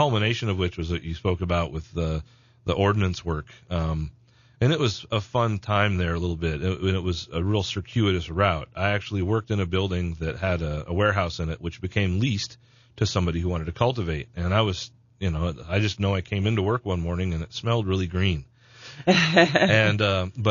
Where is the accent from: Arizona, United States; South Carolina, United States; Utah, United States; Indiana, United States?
Arizona, United States; Jerome; I was born and raised in Jerome, Arizona